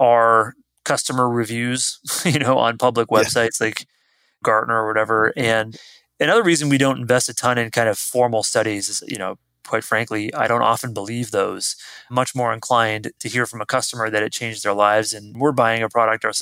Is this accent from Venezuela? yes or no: no; Canada; moved away as an adult; now in San Francisco Bay Area, United States; I'm Canadian, but I got an American passport so I could vote. I came out to the Bay Area, San Francisco Bay Area, originally to work for Apple